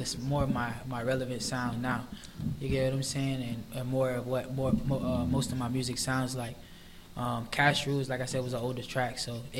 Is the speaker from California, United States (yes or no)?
no; Palm Beach, Florida, United States; I'm from Palm Beach.